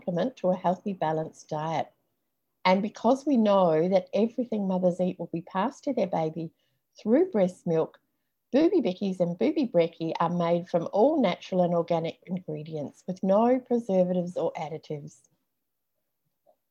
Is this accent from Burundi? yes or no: no; New Zealand; moved away; also born or lived in Australia; I'm actually originally from New Zealand, moved back to New Zealand when my first baby was about 9 months